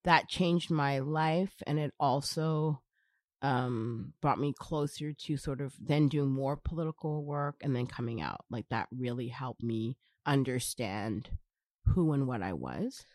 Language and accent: English; Brampton, Ontario, Canada; I was born and raised in Brampton